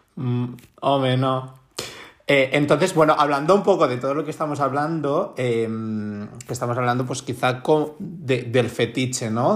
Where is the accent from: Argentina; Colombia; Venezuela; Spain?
Spain; Barcelona, Catalonia; yo soy de Barcelona